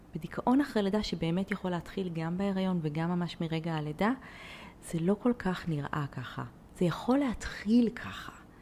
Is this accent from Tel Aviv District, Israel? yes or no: no; Haifa, Haifa District, Israel; אני ככה חיפאית